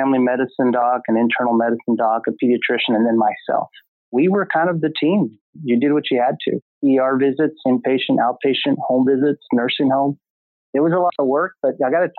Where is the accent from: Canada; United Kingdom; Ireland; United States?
United States; Odessa, Texas; accent: southern drawl; moved away as an adult; also born or lived in Dallas, Texas; now in California, United States; I was born and raised in West Texas.